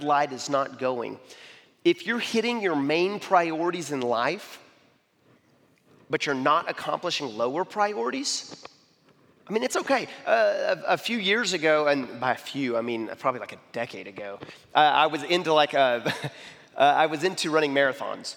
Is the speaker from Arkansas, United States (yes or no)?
yes; Arkansas, United States; I'm from Arkansas